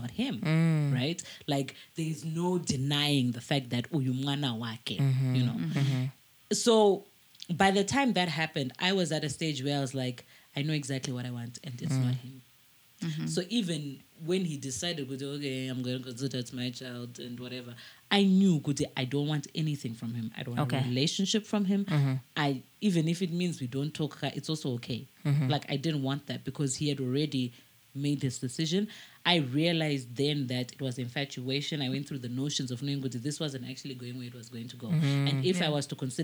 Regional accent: Mutare, Manicaland, Zimbabwe; also born or lived in Harare; I grew up in Mutare

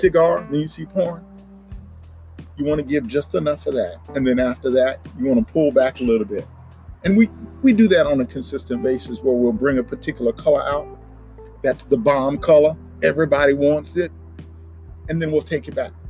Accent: Crowley, Louisiana, United States; moved away as an adult; now in Dallas, United States; it's about two and a half hours west of New Orleans is where my hometown is

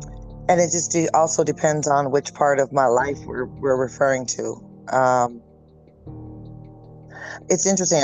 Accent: northeastern Washington, United States; moved away; also born or lived in California; I grew up in there was like 1,200 people in the town.

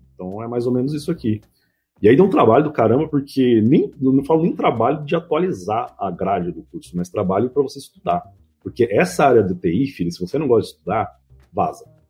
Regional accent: Mauá, São Paulo, Brazil; Eu sou do ABC de São Paulo, né, de Mauá

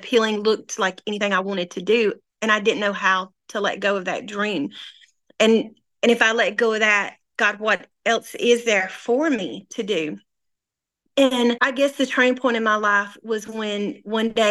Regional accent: North Mississippi, United States; also born or lived in North Little Rock, Arkansas; now in Harrison, United States; I was born and raised in North Mississippi

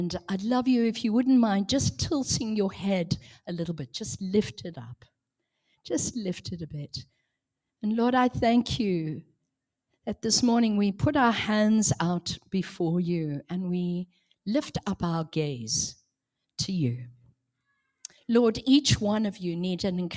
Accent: South Africa; now in Manchester, United Kingdom; I'm originally from South Africa

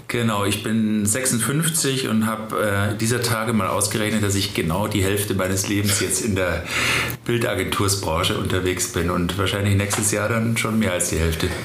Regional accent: Germany; bei uns in Deutschland

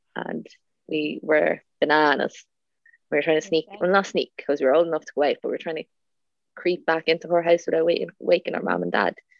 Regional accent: Drogheda, Leinster, Ireland; I was from Drogheda

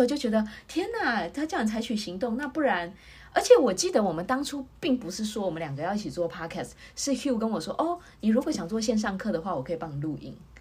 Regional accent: Taiwan; moved away as an adult; now in Texas, United States; 那我们是从台湾来啊，我先生是来德州拜访我的

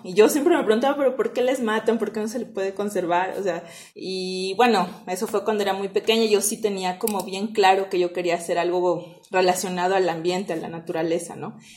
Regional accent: Mexico; now in Ecuador; soy mexicana originalmente

